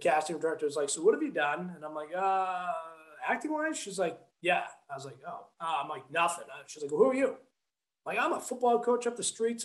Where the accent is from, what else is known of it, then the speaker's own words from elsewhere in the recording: Massachusetts, United States; moved away as an adult; also born or lived in New Hampshire; now in Los Angeles, United States; I grew up in Massachusetts